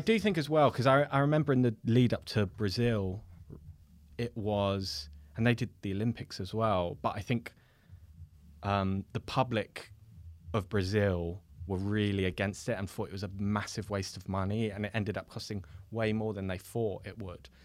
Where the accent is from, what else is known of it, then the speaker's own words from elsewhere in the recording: London, United Kingdom; I'm from West London